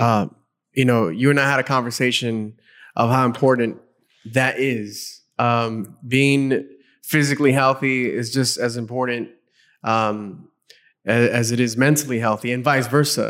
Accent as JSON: {"language": "English", "town": "Los Angeles", "region": "California", "country": "United States", "tie": "born or raised there", "said": "I grew up in Los Angeles"}